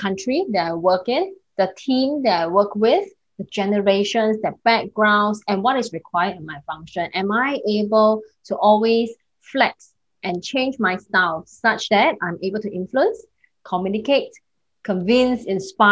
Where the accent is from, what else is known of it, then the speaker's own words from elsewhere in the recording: Singapore; I'm based in Singapore. I'm a Singaporean